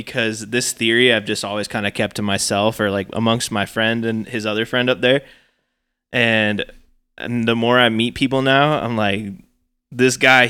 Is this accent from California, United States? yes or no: no; North Idaho, United States; I'm from North Idaho